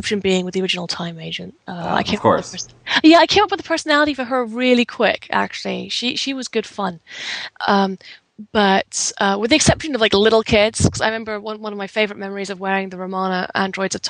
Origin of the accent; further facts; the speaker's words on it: England, United Kingdom; being English